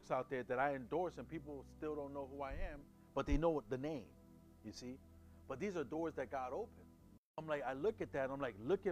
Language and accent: English; New York City, New York, United States; moved away; I'm from Brooklyn